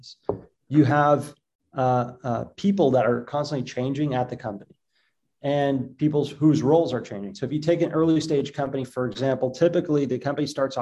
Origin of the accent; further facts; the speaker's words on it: Boston, Massachusetts, United States; moved away as an adult; now in Israel; I grew up growing up in Boston